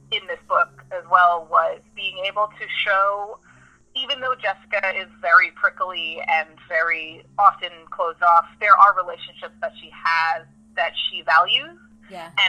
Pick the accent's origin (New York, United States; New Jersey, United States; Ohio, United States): New York, United States; New York City; I grew up in New York City